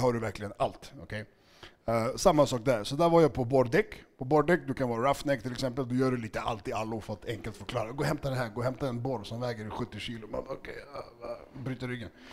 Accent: Stockholm, Stockholm County, Sweden; also born or lived in Segertorp, Huddinge; Jag är uppvuxen i Skärholmen

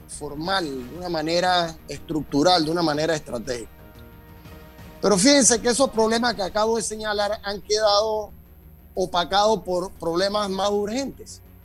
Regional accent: Panama; nosotros como panameños, como sociedad

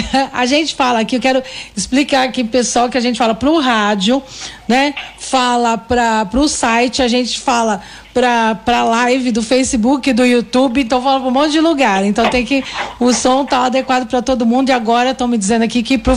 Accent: Santo André, São Paulo, Brazil; eu sou de Santo André e tenho 58 anos.

